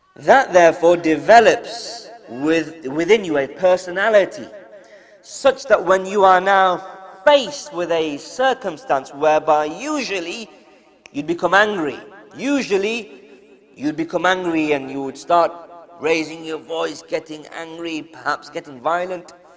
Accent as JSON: {"language": "English", "country": "United Kingdom", "tie": "born or raised there", "said": "being born and raised in the UK and school and college and all that type of stuff"}